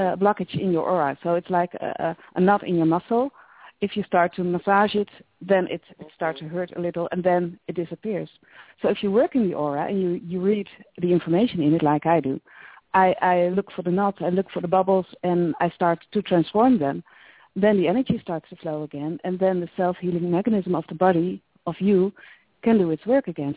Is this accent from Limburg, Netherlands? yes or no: no; near Utrecht, Netherlands; I was born near Utrecht, so I really know the place.